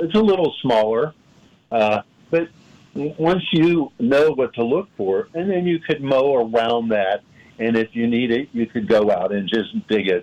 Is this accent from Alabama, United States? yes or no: no; Pittsburgh, Pennsylvania, United States; when I was growing up in Pittsburgh